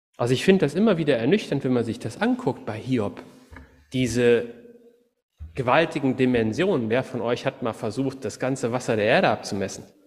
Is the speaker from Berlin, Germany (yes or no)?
no; Cologne, North Rhine-Westphalia, Germany; moved away; also born or lived in Wuppertal; ich bin gebürtiger Kölner, ich komme aus einer Stadt, wo die Leute immer auf alles eine Antwort haben.